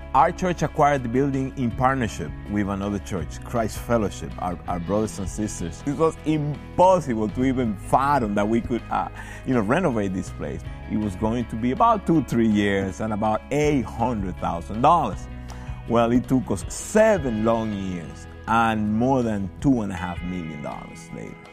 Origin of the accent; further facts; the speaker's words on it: Dominican Republic; now in Elizabeth, United States; I'm originally from the Dominican Republic, so I came to the States in nineteen ninety-one.